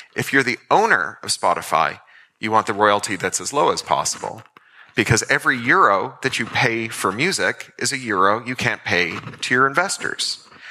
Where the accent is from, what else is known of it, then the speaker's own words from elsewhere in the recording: Toronto, Ontario, Canada; when I was a kid growing up in Toronto